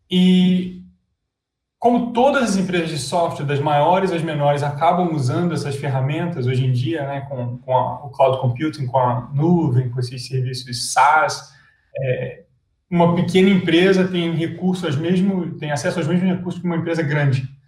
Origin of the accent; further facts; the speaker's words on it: Rio de Janeiro, Brazil; born there; moved away as an adult; Cara, eu é, nasci no Rio, mas é, meu pai da Força Aérea, eu acabei visitando vários, vários lugares, morando em vários lugares no Brasil.